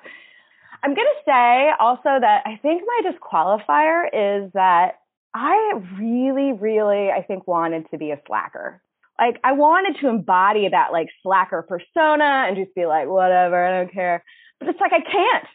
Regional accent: Indianapolis, Indiana, United States; I grew up in Indianapolis, Indiana

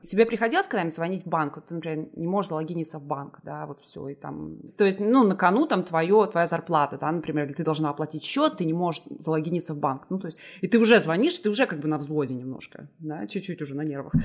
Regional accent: Liepāja, Kurzeme, Latvia; moved away as an adult; also born or lived in Riga, Latvia; now in Edinburgh, United Kingdom; Я сама, я училась в Лепе, я закончила там среднюю школу, и потом я переехала в Ригу

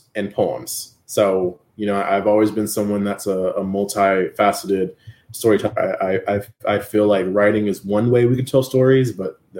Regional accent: San Antonio, Texas, United States; my hometown of San Antonio

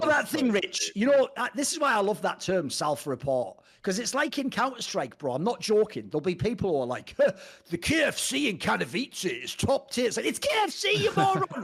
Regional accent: the Northeast, North East England, United Kingdom; I come from the Northeast

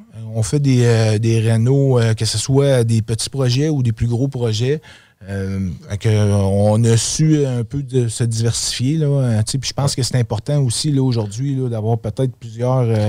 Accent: Quebec City, Quebec, Canada; also born or lived in Outaouais; je suis un gars de Québec. Dans le fond, j'ai grandi à Québec. Je suis né à Québec. Euh, moi, dans le fond, euh, j'ai été dans le l'Outaouais dans mon adolescence

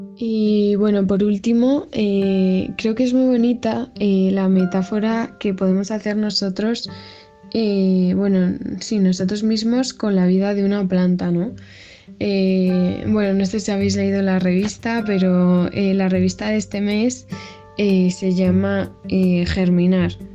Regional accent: Madrid, Community of Madrid, Spain; soy de Madrid y tengo 18 años

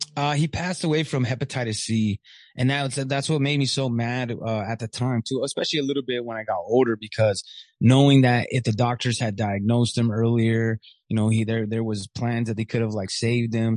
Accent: Riverside, California, United States; also born or lived in Michigan / Corona / San Bernardino / Ontario; I'm born in Riverside, and then we went back to Riverside. So I've been in the Inland Empire most of my life

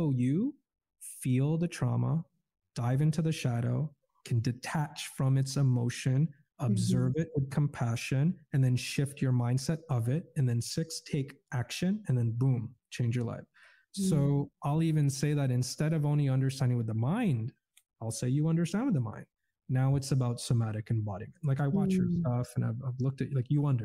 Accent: Canada; I grew up in Canada as a Muslim, Roman Catholic, Iraqi, Filipino, in a Caucasian, Polish, Eastern European community.

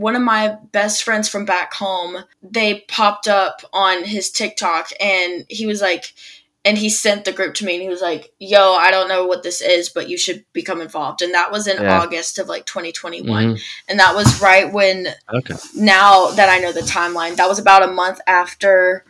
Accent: Birmingham, Alabama, United States; moved away as an adult; now in Nashville, United States; I grew up in Birmingham, Alabama

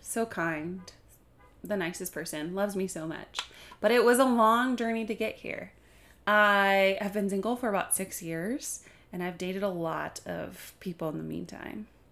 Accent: Kalamazoo, Michigan, United States; moved away as an adult; now in Grand Rapids, United States; I am from Kalamazoo, Michigan

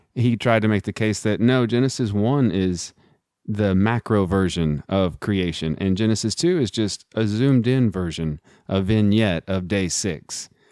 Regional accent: Midland, Texas, United States; I'm also from Texas, grew up in Midland, Texas

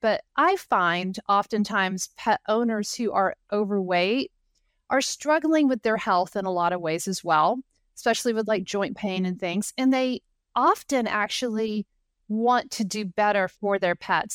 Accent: Knoxville, Tennessee, United States; I actually grew up about two miles from the campus

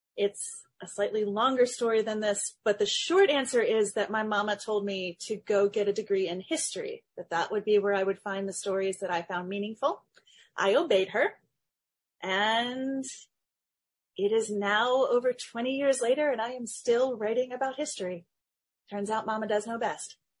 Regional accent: Middle Tennessee, United States; also born or lived in Nashville, Tennessee; I was raised in Middle Tennessee, and like all good Southerners, I grew up a storyteller

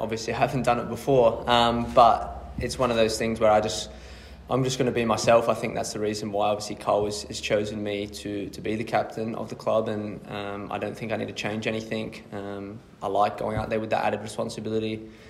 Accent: Adelaide, South Australia, Australia; Growing up in Adelaide, watching Adelaide United as a kid and always dreaming of playing as the club

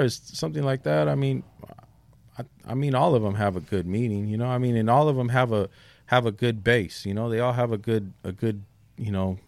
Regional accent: San Diego, California, United States; also born or lived in South Bay, San Diego / North County, San Diego; I'm from a neighborhood called Shelltown

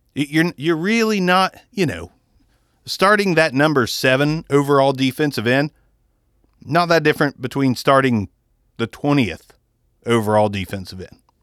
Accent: Ohio, United States; we're from Ohio

